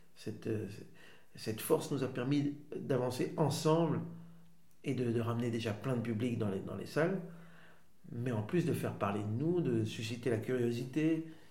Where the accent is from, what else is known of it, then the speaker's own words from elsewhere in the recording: Waterloo, Wallonia, Belgium; also born or lived in Schaerbeek / Netherlands / Switzerland / Rhode-Saint-Genèse; j'ai grandi entre euh, Waterloo, Haute-Saint-Genèse, un petit peu en Suisse, et puis je suis rentré.